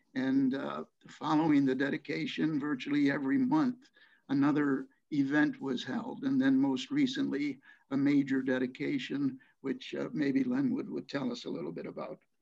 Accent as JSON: {"language": "English", "town": "Utica", "region": "New York", "country": "United States", "tie": "born or raised there", "moved": "yes", "said": "here in Utica, New York, uh, my hometown that I've returned to after some 60 years"}